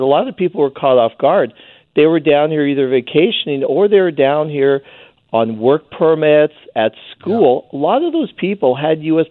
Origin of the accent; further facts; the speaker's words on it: Canada; now in Blaine, United States; as a Canadian. I live in northern Washington state.